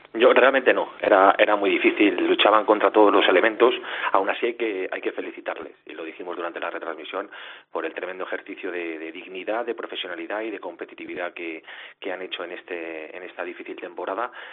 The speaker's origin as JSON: {"language": "Spanish", "country": "Spain"}